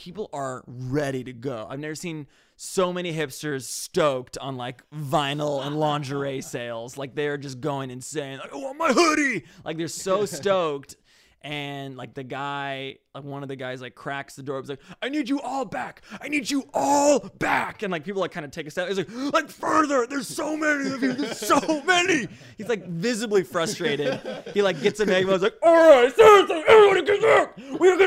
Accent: Orange County, California, United States; growing up in Orange County

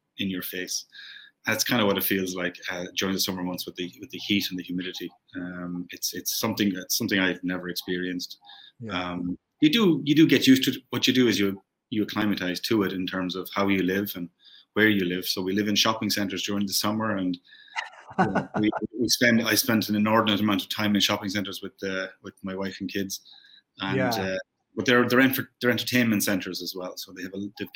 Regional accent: Ireland; moved away as an adult; now in Qatar; I'm still Irish

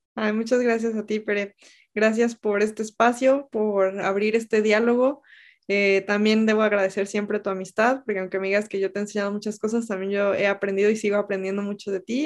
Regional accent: Mexico; moved away as an adult; also born or lived in Mexico City; mi, propio país es un lugar inseguro para los periodistas

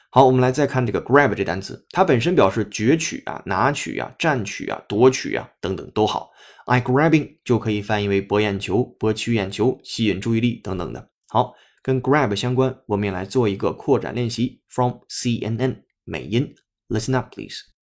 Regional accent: China; 这可不是我们中国人写的英语啊

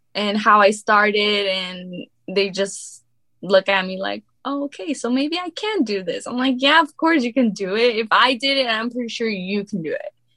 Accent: Riverside, California, United States; I was born and raised in California

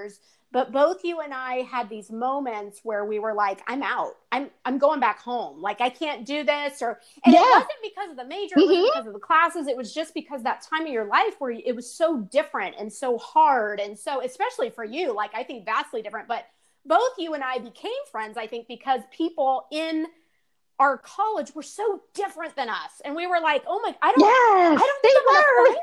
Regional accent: Southern California, United States; moved away; I'm going back to Southern California

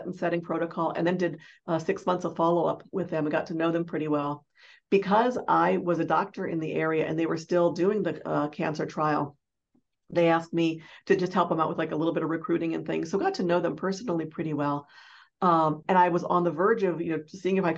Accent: Omaha, Nebraska, United States; I grew up in Omaha, Nebraska

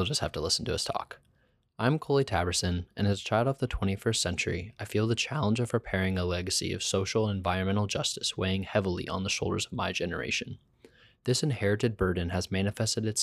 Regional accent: Muncie, Indiana, United States; moved away as an adult; also born or lived in Cincinnati, Ohio; now in Portland, United States; I grew up in Muncie, Indiana, and studied architecture at the University of Cincinnati. I'm now living in Portland, Oregon

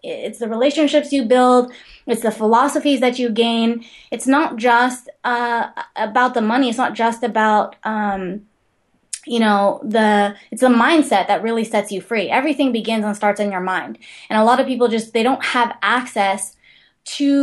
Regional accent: Big Island, Hawaii, United States; I grew up on the Big Island

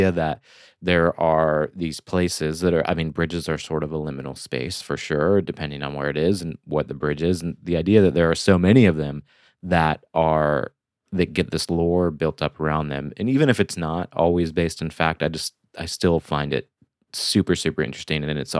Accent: Flint, Michigan, United States; now in Brooklyn, United States; so I live in Brooklyn, New York, and I'm from Michigan, near the Flint area.

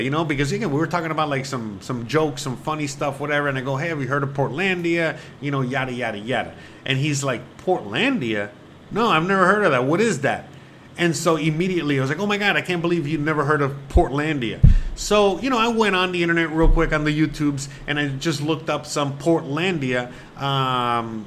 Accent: Miami, Florida, United States; moved away as an adult; also born or lived in Seattle; now in Mexico; I come from the Miami, from the East Coast

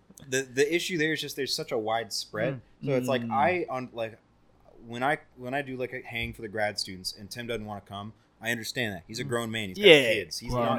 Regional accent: the South, United States; I'm from the South.

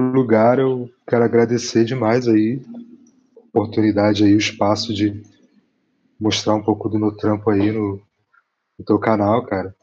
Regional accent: Rio de Janeiro, Brazil; moved away as an adult; now in Curitiba, Brazil; eu venho do, da Zona Oeste, de Campo Grande, no Rio de Janeiro

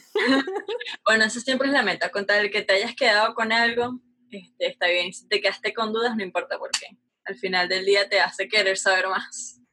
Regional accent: Caracas, Capital District, Venezuela; yo nací en Venezuela, Caracas, Venezuela, no tenía muchos lujos

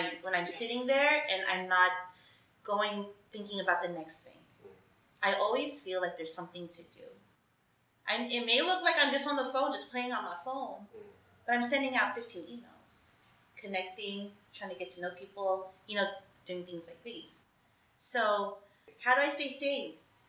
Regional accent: California, United States; More than 75% of my school was Filipino. So being a Filipino in the Bay Area was natural, where I didn't have to try hard to be something because I had so much support around me.

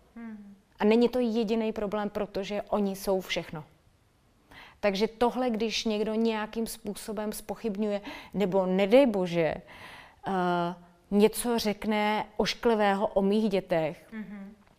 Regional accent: Litoměřice, Ústí nad Labem Region, Czechia; A já jsem holka z malého města, já jsem holka z Litoměřic

